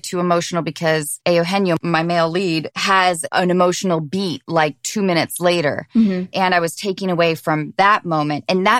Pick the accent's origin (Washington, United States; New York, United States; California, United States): Washington, United States; Seattle; I grew up in Seattle in the 90s